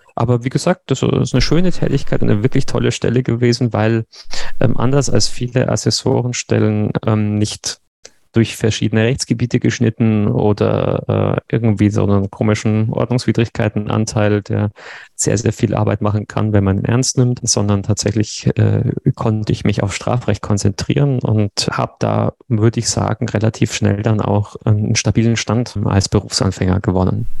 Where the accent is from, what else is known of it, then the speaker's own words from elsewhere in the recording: Regensburg, Bavaria, Germany; moved away as an adult; now in Konstanz, Germany; ich bin gebürtiger Regensburger und zum Studium nach Konstanz gewechselt und sozusagen da hängen geblieben